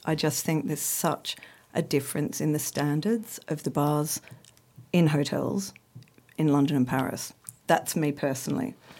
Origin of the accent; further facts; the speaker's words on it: Australia; I'm Australian, as you can hear.